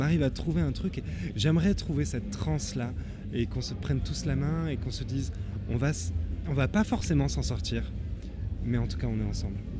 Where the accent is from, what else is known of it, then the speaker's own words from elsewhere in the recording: Tarn, Occitania, France; moved away; also born or lived in Le Mans; j'ai quitté le Tarn, je pense, en 2004 à peu près au moment où j'ai rencontré Angile. Et euh, j'ai vécu au Mans